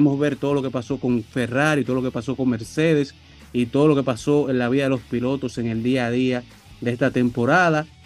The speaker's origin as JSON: {"language": "Spanish", "country": "Dominican Republic", "said": "estamos en clásico, todos somos dominicanos."}